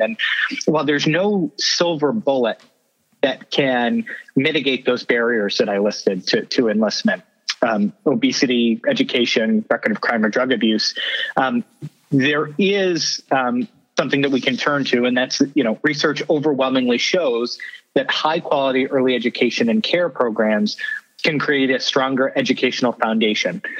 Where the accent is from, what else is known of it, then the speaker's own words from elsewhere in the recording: York County, Maine, United States; when I was growing up in York County